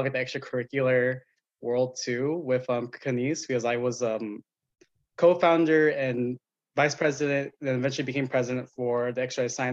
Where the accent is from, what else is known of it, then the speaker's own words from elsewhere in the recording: Madera, California, United States; I'm actually from this small town in the sticks called Madera